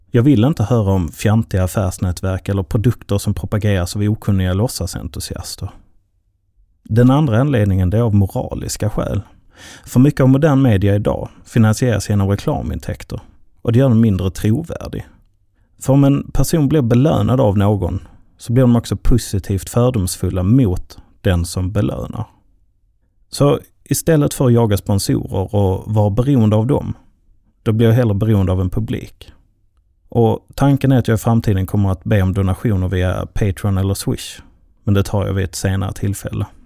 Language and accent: Swedish; Skåne, Sweden; now in Stockholm, Sweden; För tio år sedan flyttade jag från min hemby i Skåne till den svenska huvudstaden.